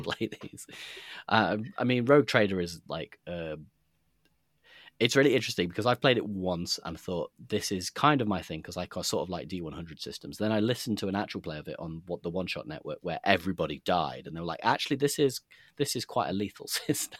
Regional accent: Nottingham, East Midlands, United Kingdom; I grew up in Nottingham

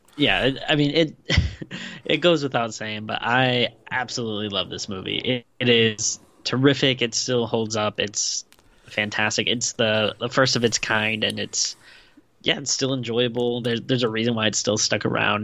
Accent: Rhode Island, United States; also born or lived in Western Pennsylvania (Latrobe); I lived in Rhode Island most of my life, but I, I was born in Western Pennsylvania

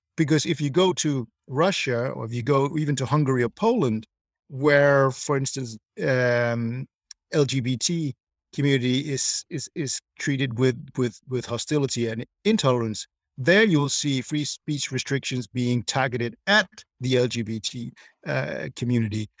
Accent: Denmark; growing up in Denmark, um, when I was, uh, you know, young

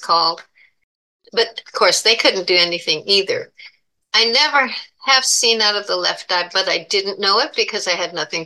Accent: Buffalo, New York, United States; moved away; also born or lived in Florida; I was born in Buffalo, New York

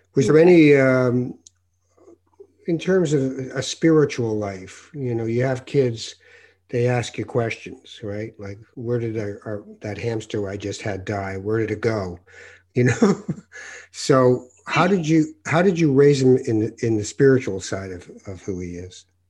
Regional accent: Canada; also born or lived in Morocco; I was born in Morocco, and by the time I was two, I was in Canada.

